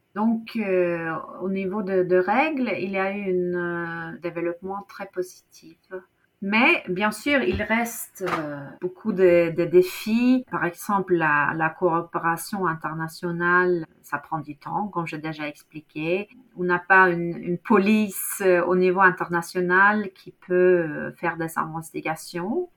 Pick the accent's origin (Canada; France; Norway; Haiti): Norway; French is a second language; chez nous, en Norvège